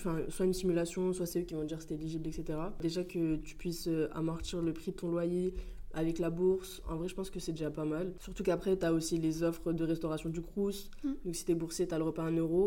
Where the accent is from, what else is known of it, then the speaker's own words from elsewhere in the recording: Paris, Île-de-France, France; now in Grenoble, France; je viens de Paris